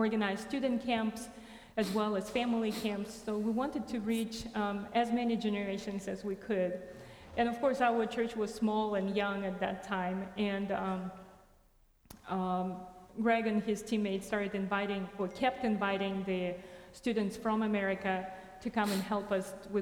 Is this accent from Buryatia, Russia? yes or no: yes; Ulan-Ude, Buryatia, Russia; moved away; other missionaries came to Ulan-Ude, to my hometown, and preached the word of God